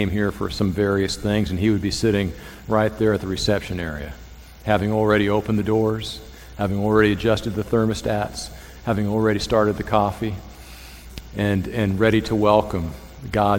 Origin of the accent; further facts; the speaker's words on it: Thousand Oaks, California, United States; now in Mississippi, United States; when I was growing up in Southern California, I say Southern because it was a suburb of Los Angeles. It was Thousand Oaks, California